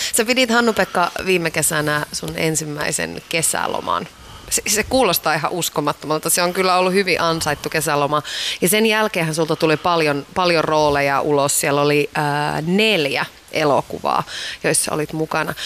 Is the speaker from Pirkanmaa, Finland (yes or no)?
no; Iisalmi, North Savo, Finland; Mä oon Iisalmesta